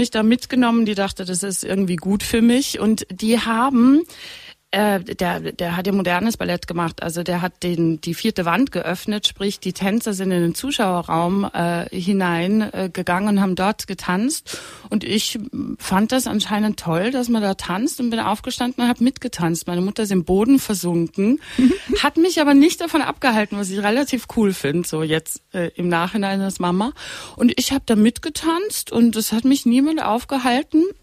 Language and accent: German; Austria; also born or lived in Italy / United States; weil ich bin in Österreich groß geworden, ich bin in Italien groß geworden, dann war ich in Kleinburn in den USA